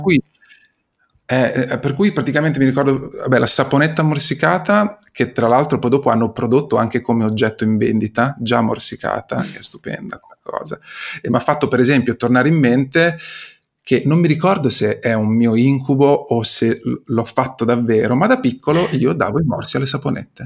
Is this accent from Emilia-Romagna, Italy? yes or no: yes; Imola, Emilia-Romagna, Italy; io vengo, provengo da Imola